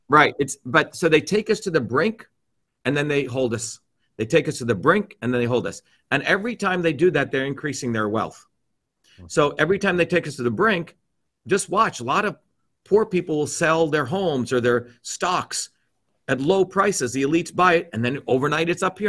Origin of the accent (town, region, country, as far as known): New Jersey, United States; born or raised there